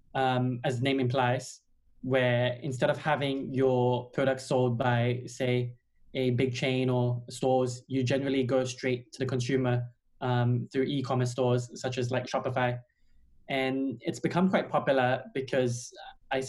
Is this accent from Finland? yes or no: no; Australia; moved away as an adult; now in London, United Kingdom; originally I'm from Australia, but I've been here for